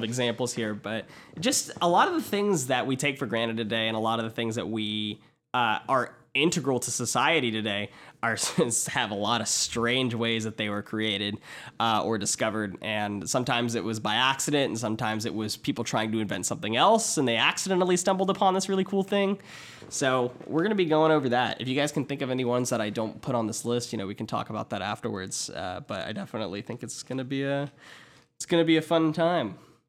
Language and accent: English; Georgia, United States; I'm from Georgia.